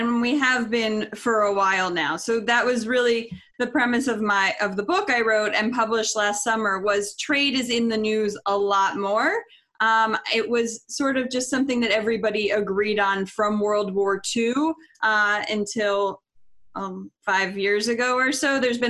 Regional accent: Florida, United States; I grew up in Florida on the beach, wanted to be a veterinarian, wildlife veterinarian.

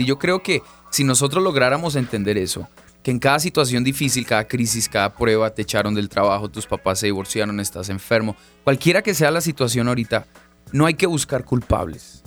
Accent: Bogotá, Colombia; vengo de Bogotá, Colombia, soy colombiano

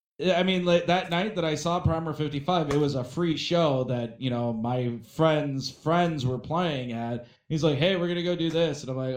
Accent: Wisconsin, United States; Yeah. Hey, I'm from Wisconsin.

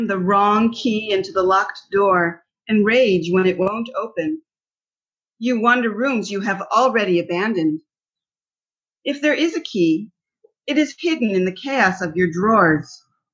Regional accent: Bethesda, Maryland, United States; moved away as an adult; also born or lived in London, United Kingdom / Ohio / Washington, D.C. / Israel; now in Beersheba, Israel; I grew up in Bethesda, Maryland, from about the age of two

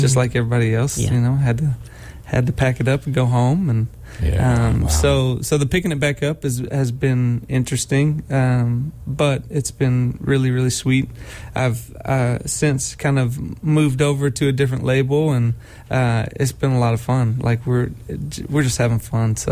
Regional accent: Arkansas, United States; moved away as an adult; now in Nashville, United States; I grew up in Arkansas, been in Nashville for 16 years now.

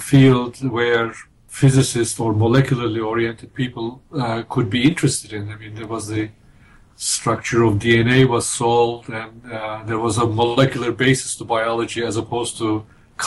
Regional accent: small town near Izmir, İzmir, Turkey; English is a second language; moved away as an adult; now in Minnesota, United States; I'm Turkish. I was born in Turkey in a small town near a big city called Izmir

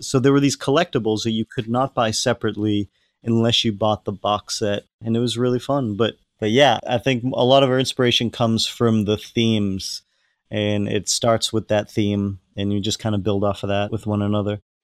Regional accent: Hull, Massachusetts, United States; my hometown in Hull, Massachusetts, which is 45 minutes south of Boston

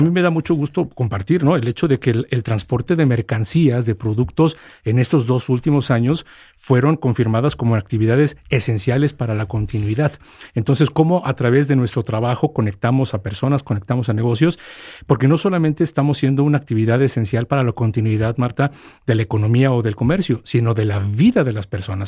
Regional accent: Mexico; soy el primer mexicano que está como responsable para FedEx

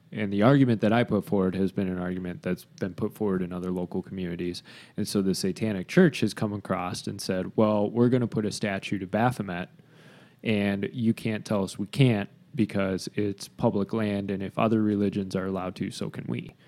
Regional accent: Grand Haven, Michigan, United States; my hometown

